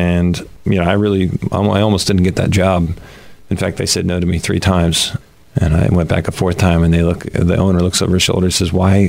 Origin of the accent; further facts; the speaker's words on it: Woodbury, New Jersey, United States; I grew up in Woodbury, New Jersey.